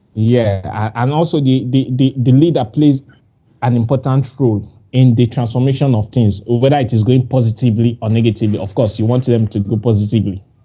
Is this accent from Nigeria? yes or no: yes; Nigeria; I'm Nigerian.